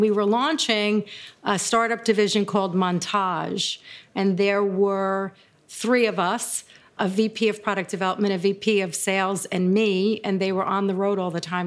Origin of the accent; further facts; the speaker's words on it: New York City, New York, United States; I grew up in Brooklyn